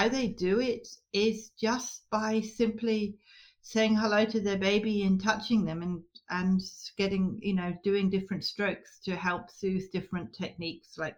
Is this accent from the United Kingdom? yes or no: yes; Scotland, United Kingdom; now in Australia; Um, Northwest Tasmania. I emigrated from Scotland around about 1992 ish